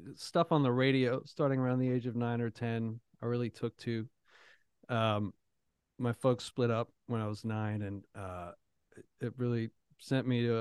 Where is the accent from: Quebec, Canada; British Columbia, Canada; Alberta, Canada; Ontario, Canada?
Ontario, Canada; Toronto; now in Nashville, United States; I grew up in Toronto